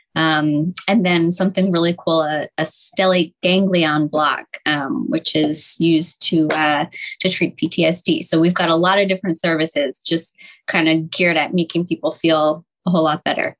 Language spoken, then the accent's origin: English; Montgomery County, Pennsylvania, United States; I grew up in Monco